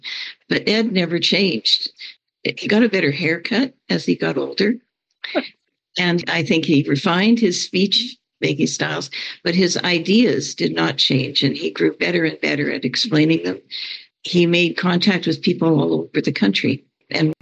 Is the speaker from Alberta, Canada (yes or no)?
yes; Alberta, Canada; I grew up in Alberta, in definitely the most conservative province in Canada, just north of Montana